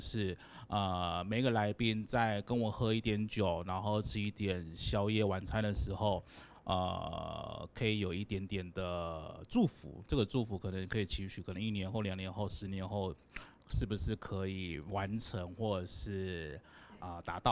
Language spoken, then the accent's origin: Chinese; Taiwan; 我们台湾人很，很团结